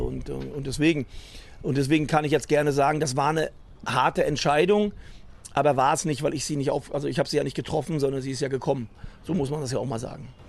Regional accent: Rostock, Mecklenburg-Vorpommern, Germany; moved away as an adult; also born or lived in Berlin; now in Cologne, Germany; ich bin dann immer noch Norddeutsch, bin immer noch Rostocker, das mit Leib und Seele

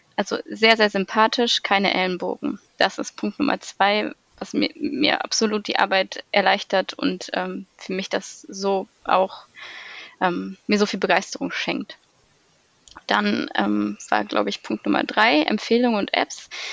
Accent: Weserbergland, near Hamelin, Lower Saxony, Germany; komme ursprünglich aus dem schönen Weserbergland, aus einem kleinen Ort in der Nähe von Hameln

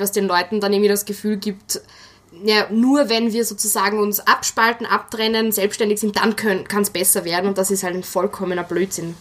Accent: Wels, Upper Austria, Austria; meine Heimatstadt in Oberösterreich, Wels

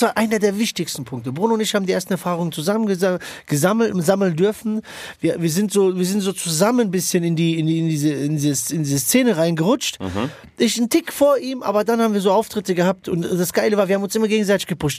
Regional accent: Frankfurt, Hesse, Germany; wir sind Frankfurter

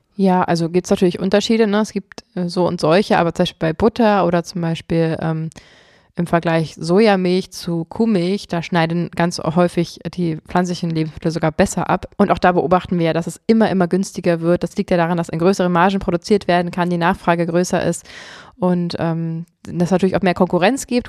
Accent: Potsdam, Brandenburg, Germany; bei uns in Potsdam

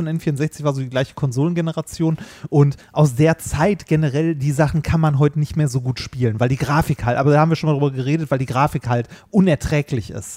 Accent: Essen, North Rhine-Westphalia, Germany; in Essen, wo ich aufgewachsen bin.

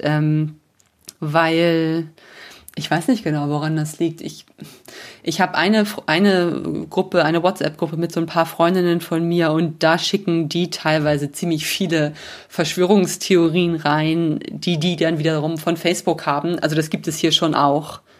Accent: Germany; moved away as an adult; now in Rome, Italy; bei uns in Deutschland

